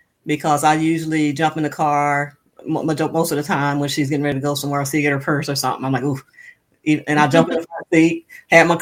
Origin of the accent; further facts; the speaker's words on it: Moss Point, Mississippi, United States; moved away as an adult; I'm from Moss Point, Mississippi